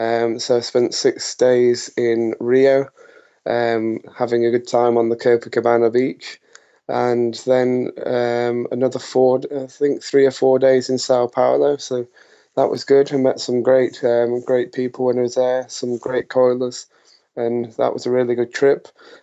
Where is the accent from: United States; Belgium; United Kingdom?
United Kingdom; us being British and everything, it's still very hot for us over there.